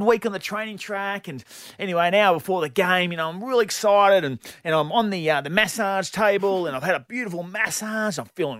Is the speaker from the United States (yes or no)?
no; Bassendean, Western Australia, Australia; I grew up in Bassendean